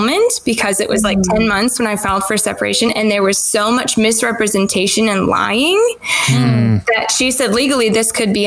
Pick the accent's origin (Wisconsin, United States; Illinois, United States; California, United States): Illinois, United States; Rockford; moved away as an adult; also born or lived in Indianapolis area, Indiana; now in Indianapolis, United States; Rockford, Illinois, and born and raised there